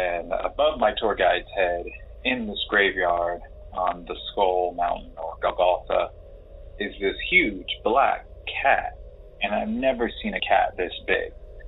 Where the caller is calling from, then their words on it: Palm Springs, California, United States; I am calling from Palm Springs, California. Out here for a little bit, enjoying the heat.